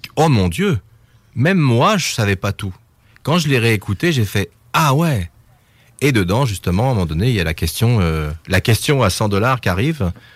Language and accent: French; France; je suis français